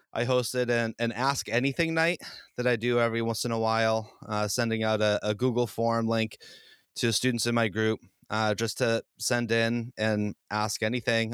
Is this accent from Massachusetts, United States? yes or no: yes; Boston, Massachusetts, United States; I'm from the Boston area